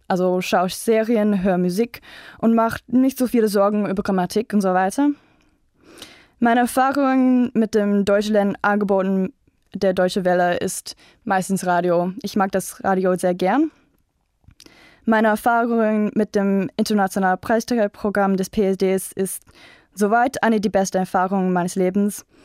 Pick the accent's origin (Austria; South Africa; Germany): South Africa; German is a second language; ich komme aus Südafrika